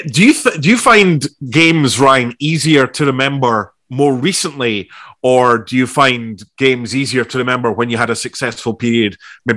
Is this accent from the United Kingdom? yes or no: no; Australia; I'm the Australian Benjamin Button. I'm only 22, honestly